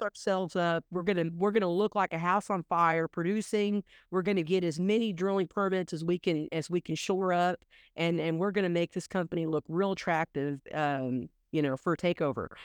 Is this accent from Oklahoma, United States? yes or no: yes; Oklahoma, United States; I grew up in Oklahoma